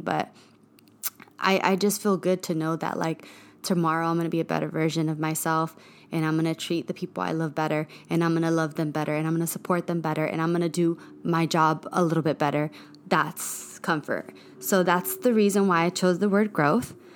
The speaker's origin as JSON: {"language": "English", "town": "Bloomington", "region": "California", "country": "United States", "tie": "born or raised there", "also_born_or_lived": "East Los Angeles, California / Montebello, California", "moved": "as an adult", "lives_now": "Los Angeles, United States", "said": "I am from the Inland Empire. That's the IE, um, San Bernardino County. Um, that's where I grew up."}